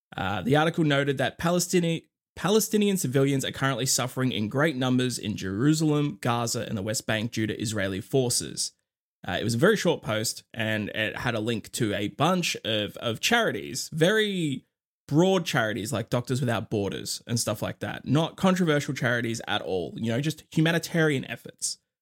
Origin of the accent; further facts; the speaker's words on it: Australia; I'm Australian